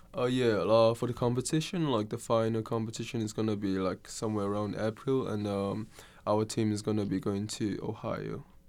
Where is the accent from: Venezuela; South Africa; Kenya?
Kenya; moved away as an adult; now in Oregon, United States; I'm not from Oregon. Uh, I'm actually from Kenya, which is, uh, East Africa